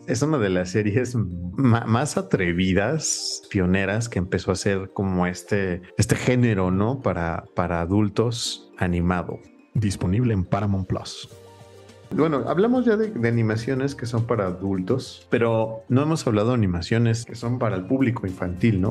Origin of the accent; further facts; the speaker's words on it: Mexico; nosotros siendo mexicanos